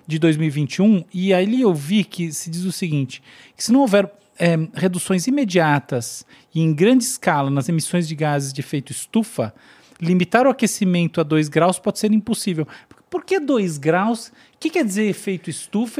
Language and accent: Portuguese; Brazil; como brasileiros